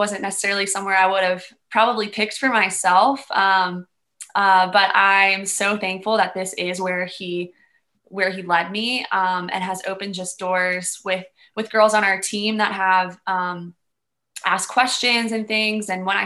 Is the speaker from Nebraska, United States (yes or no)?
no; Maryland, United States; also born or lived in Bowie, Maryland / Calvert County, Maryland; now in Boone, United States; I grew up in Maryland. So I grew up in Bowie, Maryland, and then we moved to Calvert County, which is like Southern Maryland